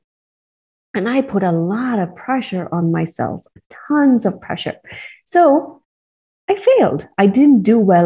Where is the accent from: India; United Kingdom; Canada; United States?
India; I grew up in India